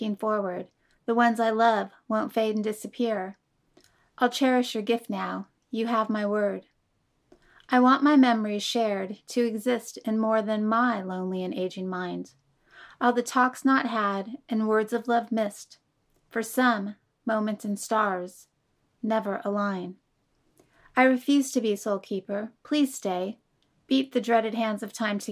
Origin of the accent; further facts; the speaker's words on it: Alameda, California, United States; also born or lived in Oakland, California / Tri-Valley, California; I was born in Oakland, California, raised in Alameda, and now reside in the Tri-Valley with my husband and son